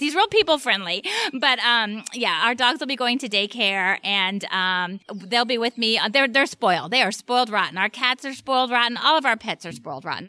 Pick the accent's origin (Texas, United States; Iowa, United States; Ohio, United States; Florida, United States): Florida, United States; Miami; moved away; I grew up in Miami, uh, with a single mom